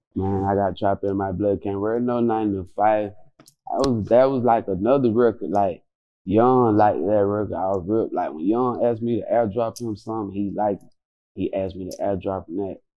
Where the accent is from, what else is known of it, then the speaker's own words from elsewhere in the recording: Quincy, Florida, United States; I'm from Quincy